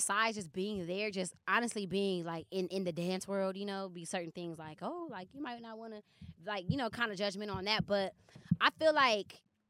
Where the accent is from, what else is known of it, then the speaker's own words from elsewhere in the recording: Los Angeles, California, United States; I grew up in Ladera, like Baldwin Hills. It's kind of like in relation to the airport. It's probably like 15 minutes from the airport.